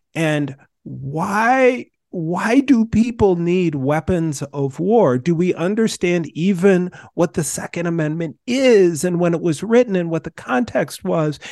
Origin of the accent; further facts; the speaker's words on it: Minnesota, United States; moved away; I moved from Minnesota and started living in states that fought for the, the, the Confederacy rebels.